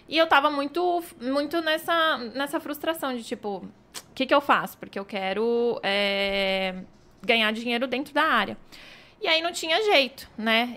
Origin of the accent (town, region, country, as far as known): Indaiatuba, São Paulo, Brazil; born or raised there